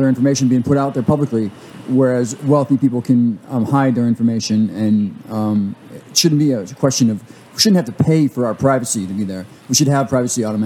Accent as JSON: {"language": "English", "region": "California", "country": "United States"}